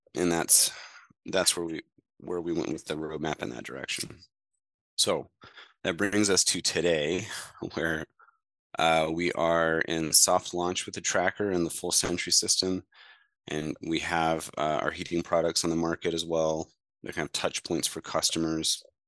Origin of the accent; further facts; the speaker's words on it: Mediapolis, Iowa, United States; my hometown and surrounding areas in Mediapolis, Iowa